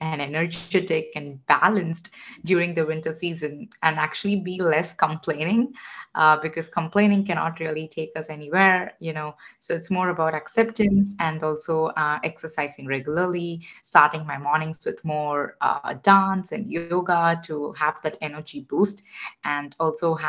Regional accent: India; moved away; I am originally from India. I grew up in a family of engineers

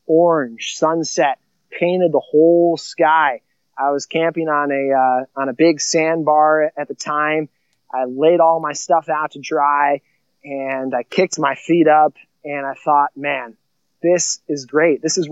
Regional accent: Illinois, United States; now in South Dakota, United States; two in my hometown of Illinois, the same middle school that I went

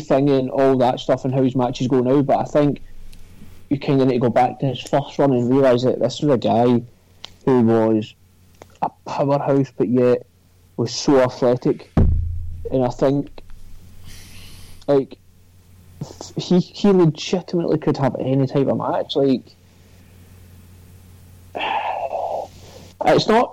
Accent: Scotland, United Kingdom; there's two other Scotsmen on social suplex

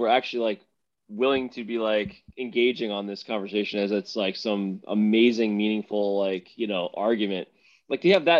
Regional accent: New Jersey, United States

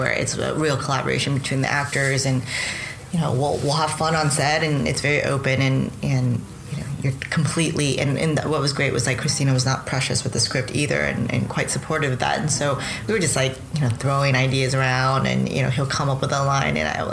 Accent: New York, United States; I'm a New Yorker. I've lived in downtown New York for a long, long time.

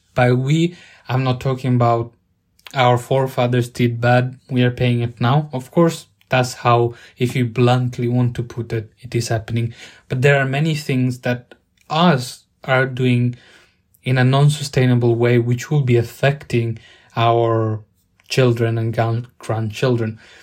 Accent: Italy; now in United Kingdom; Growing up in Italy

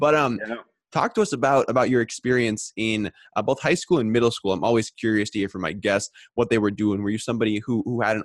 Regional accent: Minneapolis, Minnesota, United States; moved away as an adult; now in Madison, United States; I went to Washburn High School. So pretty close

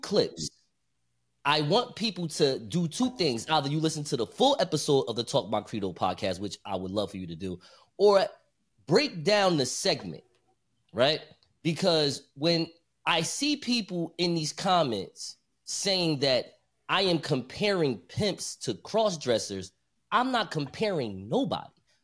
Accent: Newark, New Jersey, United States; I'm from Newark.

